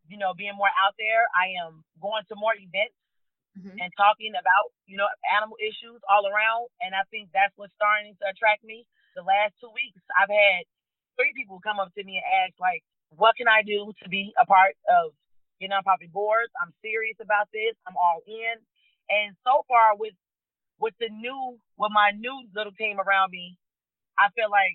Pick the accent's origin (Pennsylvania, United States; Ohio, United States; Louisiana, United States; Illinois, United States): Illinois, United States; Cook County; now in Maricopa County, Arizona, United States; I grew up in Cook County